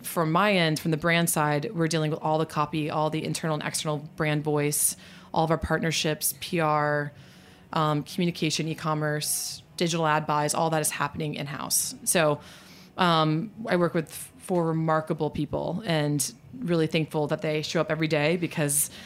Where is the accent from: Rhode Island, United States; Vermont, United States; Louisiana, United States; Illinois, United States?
Louisiana, United States; New Orleans; also born or lived in Virginia; now in New York, United States; I am from New Orleans. Sometimes people joke that I would say I'm from New Orleans before I say my own first name. But I'm actually a fifth generation from New Orleans, and my family still lives there